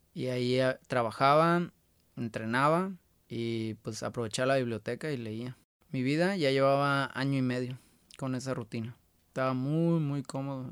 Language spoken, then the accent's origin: Spanish; La Paz, Baja California Sur, Mexico; now in Guadalajara, Mexico; Nosotros somos de La Paz